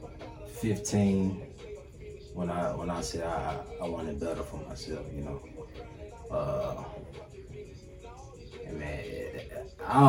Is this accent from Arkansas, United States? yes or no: yes; Dumas, Arkansas, United States; now in Dallas, United States; I come from Dumas, Arkansas. That's where I was born at. Population around about 5,000. The country town